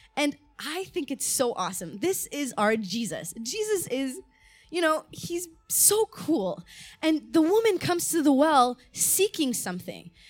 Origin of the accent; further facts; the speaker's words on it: Montreal, Quebec, Canada; also born or lived in Malta; I was born there. My parents were missionaries there. And when I was about two years old, we moved to Canada